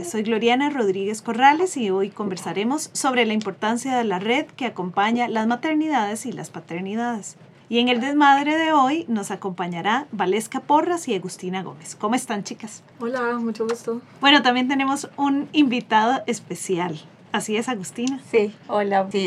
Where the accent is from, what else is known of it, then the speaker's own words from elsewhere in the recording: Paraguay; moved away as an adult; now in Costa Rica; yo soy paraguaya